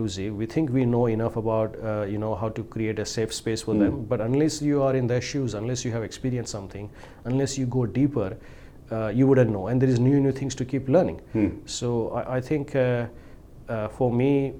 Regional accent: India; moved away as an adult; now in Australia; I'm from India

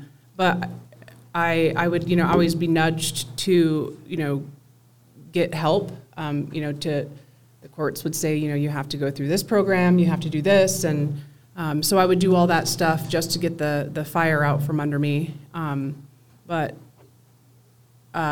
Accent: Des Moines, Iowa, United States; moved away as an adult; now in Loveland, United States; I was born and raised in Des Moines, Iowa.

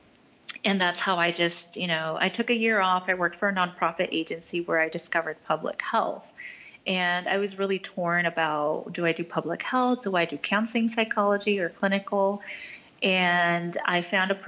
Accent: United States; I'm Latina, I'm Mexican American

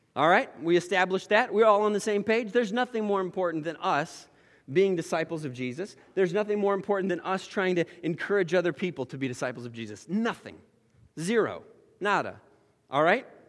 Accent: Oregon, United States; moved away; I grew up in Oregon

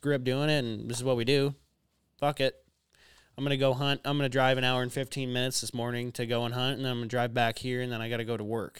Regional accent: Minnesota, United States; growing up in Minnesota, hunting my entire life in Minnesota

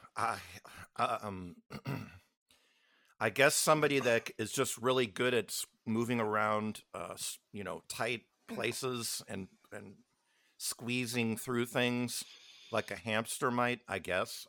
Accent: Midwest, United States; Being growing up in the Midwest

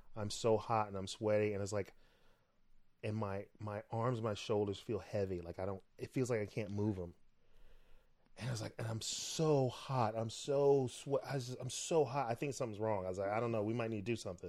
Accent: Florida, United States; moved away; I'm from Florida.

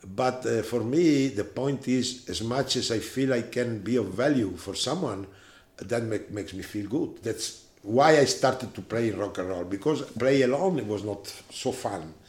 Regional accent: Italy; I was born in 1947 in Italy, close to Gardasei

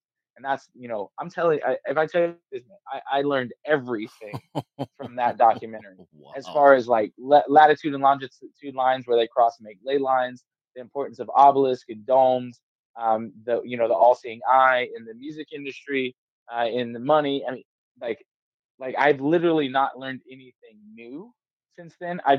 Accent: Georgia, United States; now in Missouri, United States; I moved to Missouri from South Georgia, North Florida area.

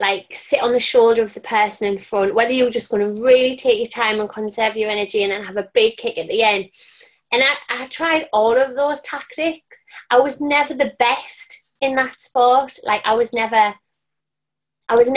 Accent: Sunderland, North East England, United Kingdom; I'm a Sunderland lass through and through. I was born in Sunderland and I grew up around fitness.

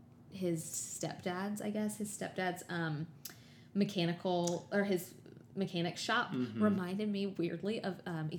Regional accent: the South, United States; a white girl born and raised in the South

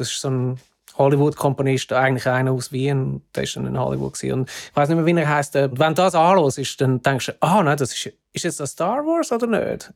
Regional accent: Zurich, Switzerland; moved away as an adult; also born or lived in Hamburg; now in London, United Kingdom; vorher bin ich in Zürich aufgewachsen

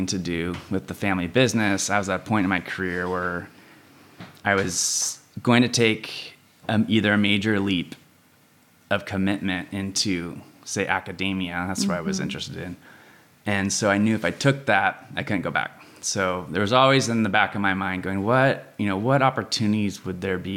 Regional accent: San Luis Obispo, California, United States; also born or lived in Davis, California / Austin, Texas; I grew up here in San Luis.

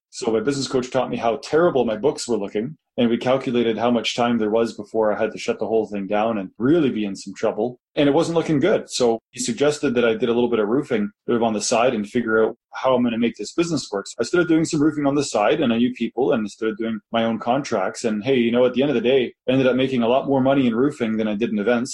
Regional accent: Kitchener, Ontario, Canada; moved away as an adult; now in Calgary, Canada; I was from Kitchener

